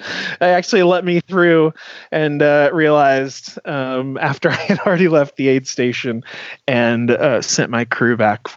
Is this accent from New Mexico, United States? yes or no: no; Missouri, United States; now in Utah, United States; I grew up in Missouri